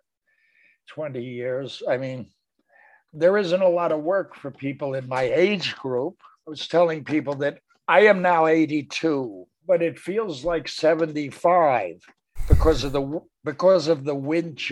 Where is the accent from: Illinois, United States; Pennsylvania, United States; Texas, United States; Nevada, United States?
Pennsylvania, United States; Philadelphia; moved away as an adult; also born or lived in New York; We both grew up in West Philly, very near each other.